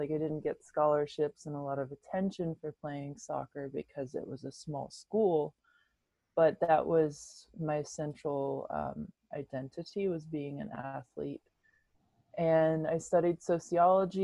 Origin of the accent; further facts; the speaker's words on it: Oriental, North Carolina, United States; I grew up in Eastern North Carolina in the United States in a tiny town called Oriental.